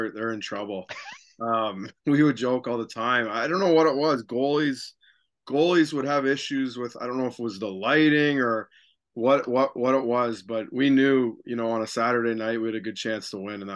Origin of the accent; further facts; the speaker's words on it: Fergus, Ontario, Canada; I'm from Fergus, so it's just up Highway 6